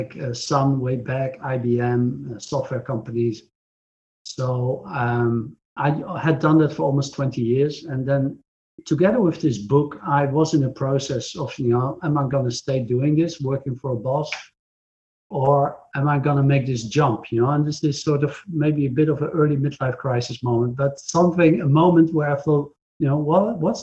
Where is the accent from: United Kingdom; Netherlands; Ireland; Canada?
Netherlands; from the Netherlands